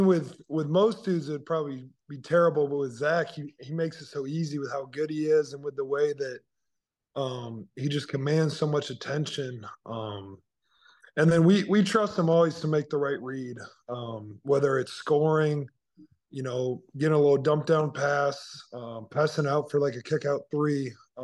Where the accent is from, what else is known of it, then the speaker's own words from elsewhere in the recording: Indiana, United States; But, you know, growing up in Indiana, kind of in the center of the Big Ten